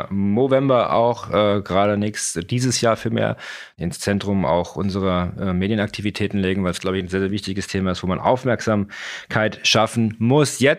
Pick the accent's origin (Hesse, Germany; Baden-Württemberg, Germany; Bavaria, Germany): Bavaria, Germany; Munich; hätte ich jetzt auch gewettet als Bayer